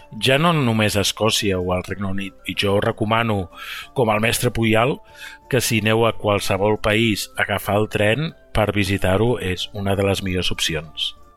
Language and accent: Catalan; Barcelona, Catalonia, Spain; moved away; sóc de Barcelona